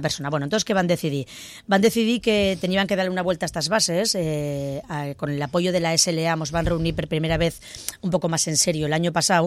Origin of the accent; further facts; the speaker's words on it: Ribagorza, Aragon, Spain; accent: Ribagorzan; first language Ribagorzan Aragonese; ¿Yo puedo hablar en ribagorzano?